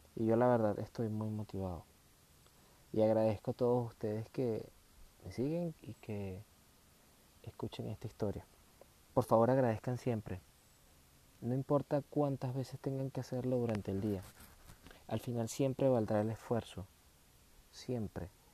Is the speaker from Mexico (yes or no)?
no; Venezuela; en mi país, en Venezuela.